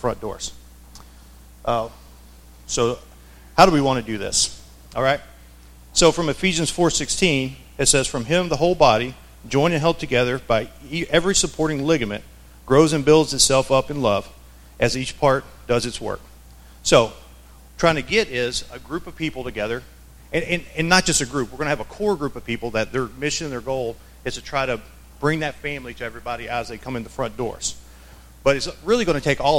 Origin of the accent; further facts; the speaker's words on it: Arkansas, United States; moved away; So I grew up in the South. I grew up in Arkansas.